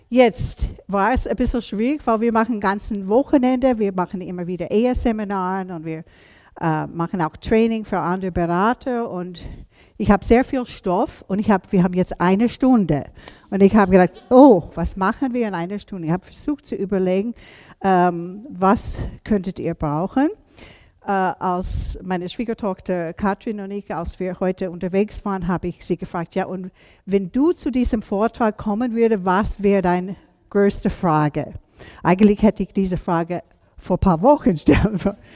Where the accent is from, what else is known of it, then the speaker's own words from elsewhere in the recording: United States; now in Salzburg, Austria; Ihr merkt, obwohl ich gestern von Salzburg gekommen bin, wo, bin ich keine Salzburgerin. Ich bin ursprünglich aus USA.